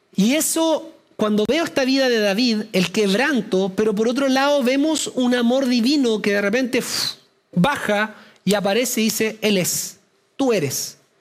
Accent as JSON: {"language": "Spanish", "country": "Chile", "said": "los que somos chilenos"}